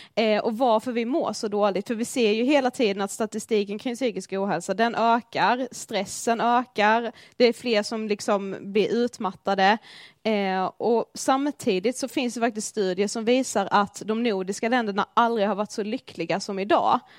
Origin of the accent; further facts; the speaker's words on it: Blekinge, Sweden; moved away as an adult; also born or lived in Karlshamn; now in Stockholm, Sweden; vi kommer från Blekinge. Ja, det hör ni ju.